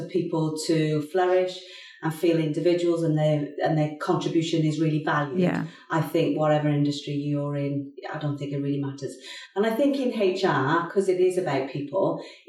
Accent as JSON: {"language": "English", "region": "Wales", "country": "United Kingdom", "also_born_or_lived": "London", "moved": "as an adult", "said": "I lived in London for probably 20 years, but I am from Wales and I always wanted to come back to Wales"}